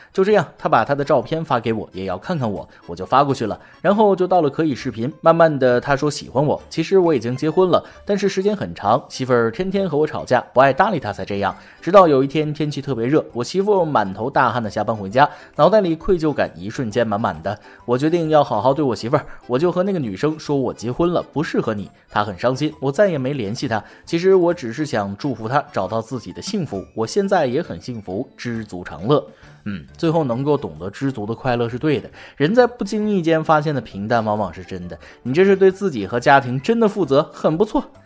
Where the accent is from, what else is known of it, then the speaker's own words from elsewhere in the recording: China; 我们中国人